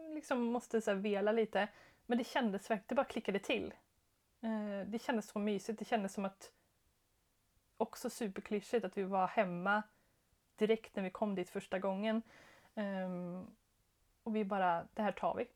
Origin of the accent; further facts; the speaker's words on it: Skara, Västra Götaland, Sweden; also born or lived in Jönköping / Stockholm; now in Örebro, Sweden; jag är från Skara, eh, jätteliten stad